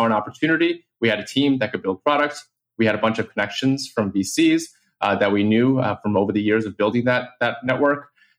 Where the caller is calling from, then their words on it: New York City, New York, United States; I am calling from New York City